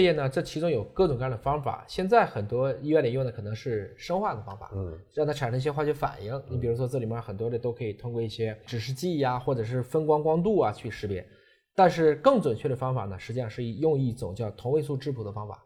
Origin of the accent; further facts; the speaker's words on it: Yantai, Shandong, China; 我老家山东烟台